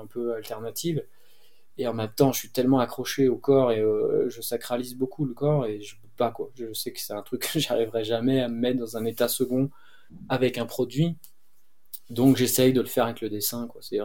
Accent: Cévennes, Occitania, France; Moi, je suis né dans les Cévennes

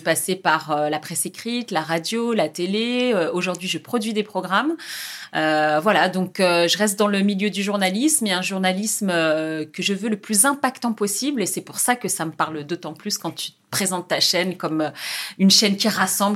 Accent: France; moved away as an adult; also born or lived in Jendouba, Tunisia (family origin) / Algeria; je quittais la France, mon pays, ma famille

